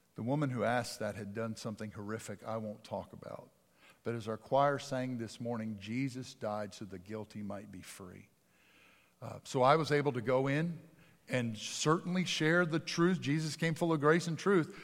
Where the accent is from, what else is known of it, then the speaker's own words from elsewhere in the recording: outside of Philadelphia, Pennsylvania, United States; moved away; I grew up outside of Philadelphia